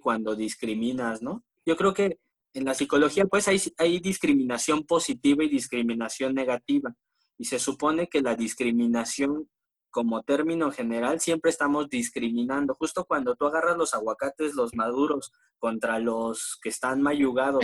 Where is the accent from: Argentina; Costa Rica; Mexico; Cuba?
Mexico; State of Mexico; Yo no soy chilango, güey, yo soy del Estado de México, güey, soy foráneo